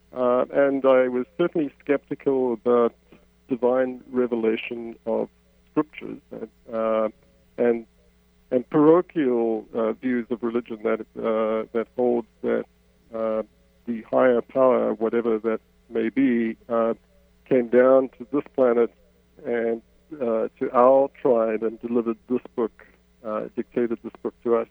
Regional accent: South Africa; moved away as an adult; now in Canada; I, I grew up in South Africa, as my accent betrays. I spent most of my adult life in, in Canada

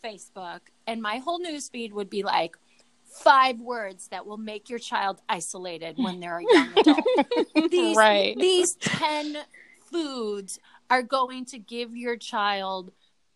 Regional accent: Chicago, Illinois, United States; I'm from the South Side of Chicago

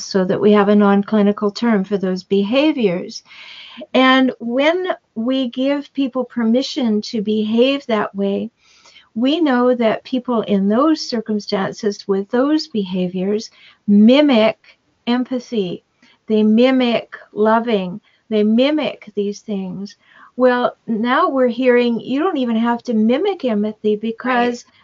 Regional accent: Canada; now in United States; I'm Canadian. I have dual citizenship now. I live in the United States. But back in Canada, when I was a child

